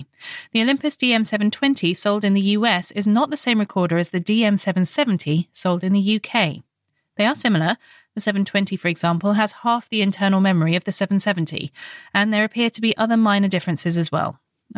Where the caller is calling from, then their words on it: Quebec City, Quebec, Canada; I'm … from Quebec City, Canada.